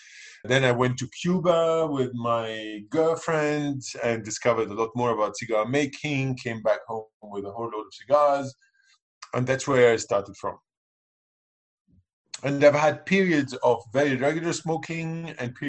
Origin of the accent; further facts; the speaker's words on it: Lebanon; I'm from Lebanon. I grew up in Lebanon. I mean, I'm British, but I'm also Lebanese. I grew up in Lebanon